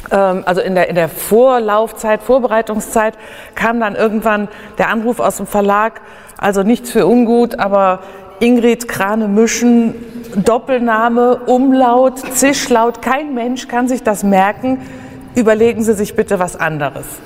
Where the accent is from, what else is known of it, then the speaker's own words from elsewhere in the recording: Mönchengladbach, North Rhine-Westphalia, Germany; born there; Mein Geburtsort ist Wickrath. Also das, ist, das genau genommen steht da Wickrath, jetzt Mönchengladbach.